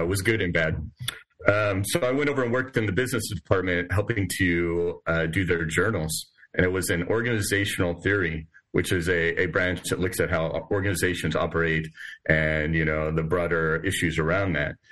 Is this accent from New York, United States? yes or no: no; San Diego, California, United States; moved away as an adult; also born or lived in Oregon / Midwest; now in Lexington, United States; I'm originally from the West Coast, San Diego primarily, but also lived in Oregon